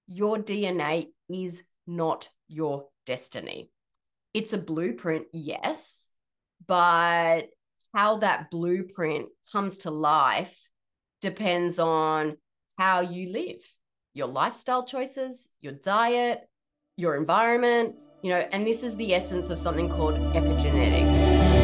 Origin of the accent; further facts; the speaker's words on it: Australia; moved away as an adult; now in Washington, United States; I'm originally from Australia, but I live in the state of Washington and have been here for almost nine years now.